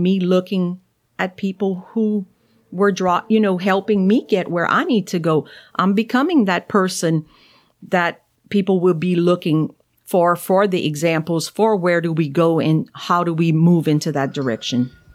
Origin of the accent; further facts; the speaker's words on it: Cajun, Louisiana, United States; accent: thick Cajun; I'm Cajun, you know, I, I know I have that wonderful thick accent